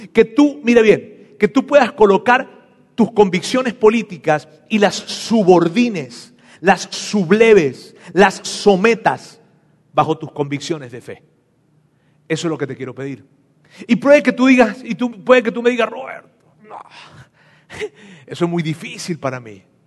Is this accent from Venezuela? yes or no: yes; Venezuela; now in Mexico; yo soy venezolano